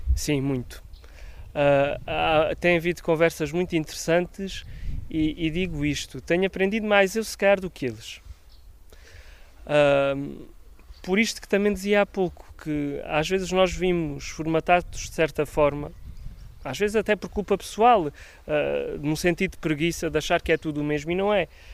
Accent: Alentejo, Portugal; eu também sou do Alentejo

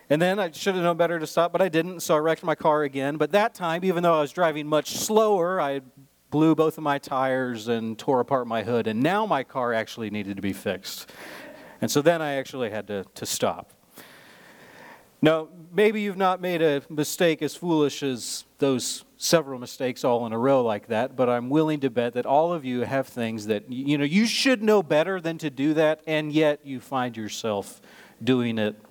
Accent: Nebraska, United States; I'm from Nebraska, right? So I grew up in snow. I drove on 2 feet of snow going to school when I was 16

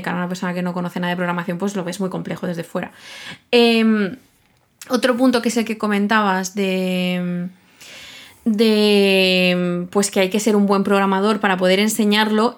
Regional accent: Catalonia, Spain; los dos somos catalanes

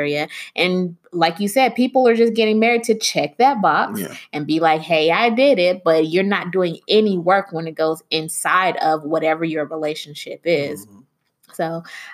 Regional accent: Miami, Florida, United States; I was born in Miami to a Jamaican mother and a Nigerian father

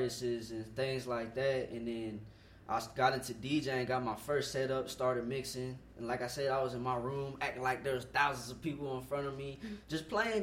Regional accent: Fort Worth, Texas, United States; I'm born and raised in Fort Worth, Texas

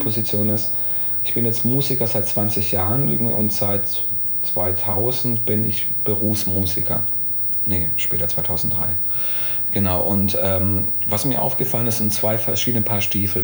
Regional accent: Calw, Baden-Württemberg, Germany; now in Karlsruhe, Germany; gebürtig aus Kalf, also ein Exilschwabe

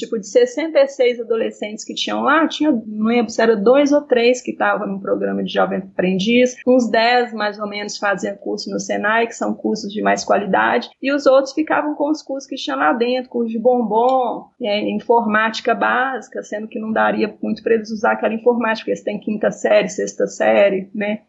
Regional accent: Belo Horizonte, Minas Gerais, Brazil; eu cresci aqui em Belo Horizonte, Minas Gerais, em um bairro de periferia

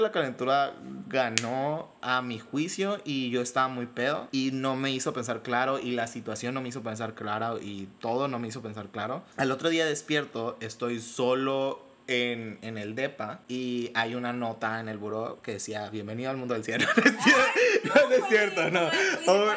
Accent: Sonora, Mexico; soy de Sonora, soy de Sonora, aunque no parezca, soy de Sonora

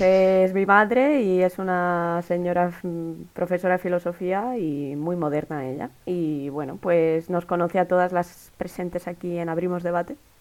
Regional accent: Region of Murcia, Spain; soy de Murcia

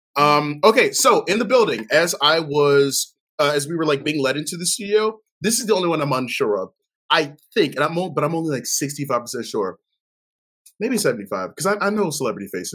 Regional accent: Baltimore, Maryland, United States; growing up in Baltimore

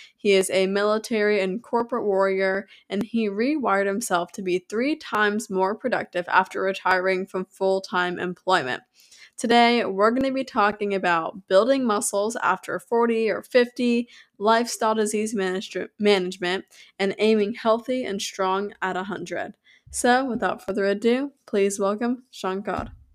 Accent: United States; I'm from America.

